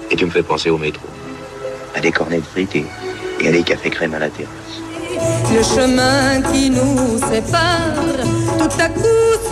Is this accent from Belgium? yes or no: no; France; Je suis fière aujourd'hui en tant que Française d'assister à la naissance d'une démocratie grâce à vous.